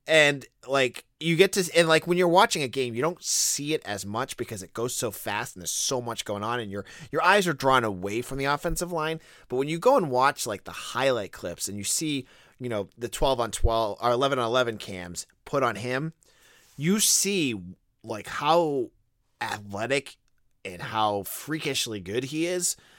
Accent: New England, United States; I grew up in New England

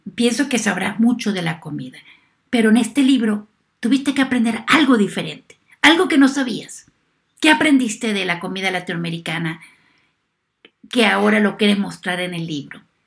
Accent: Venezuela; moved away; yo soy venezolana, la comida mía aquí es venezolana

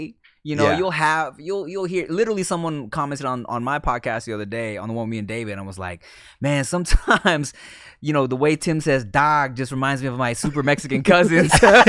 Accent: Thailand; like when Thai people find out that I'm Thai, they're like mind blown because everyone kind of thinks I'm Filipino.

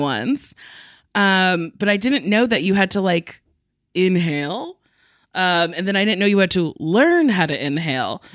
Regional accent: New Jersey, United States; I'm from Jersey

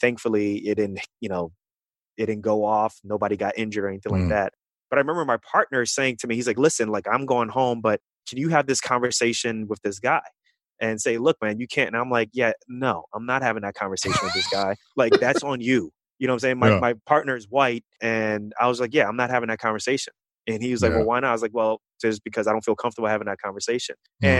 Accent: New York City, New York, United States; also born or lived in Kansas City, Missouri; growing up in Queens, New York

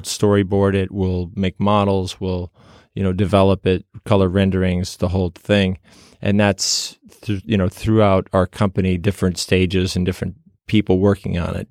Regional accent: outside of Chicago, Illinois, United States; I was performing in a local theater group where I grew up outside of Chicago.

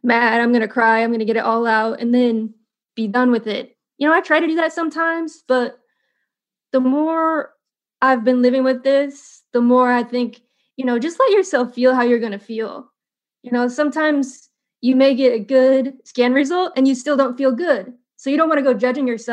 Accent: Indiana, United States; moved away; also born or lived in California; I grew up in Indiana

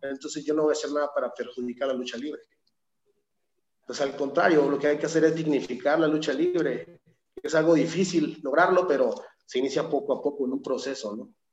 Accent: Torreón, Coahuila, Mexico; yo soy originario de Torreón, Coahuila

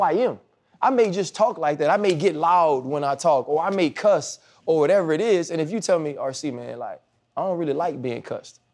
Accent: New Orleans, Louisiana, United States; moved away; I grew up in Louisiana

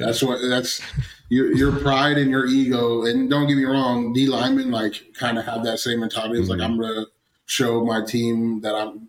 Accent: Astoria, Oregon, United States; I'm from Oregon and it's a rainforest out there.

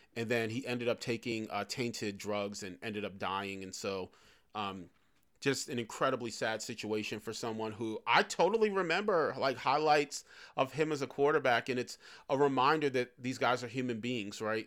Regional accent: New York City, New York, United States; I grew up in New York City.

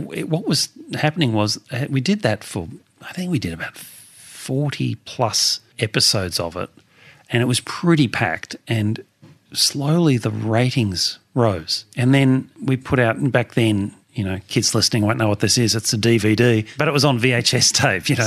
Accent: Melbourne, Victoria, Australia; born or raised there

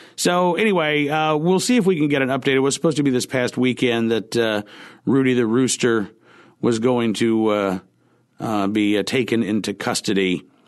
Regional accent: Oklahoma, United States; moved away; I was growing up in Oklahoma

